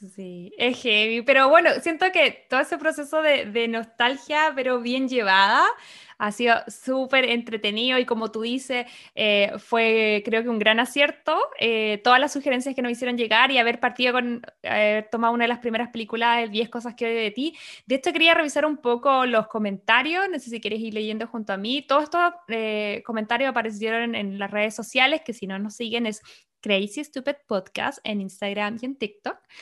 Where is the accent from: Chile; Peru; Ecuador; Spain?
Chile; moved away as an adult; now in United States; como chilena y latina, en ese momento todavía vivía con mis papás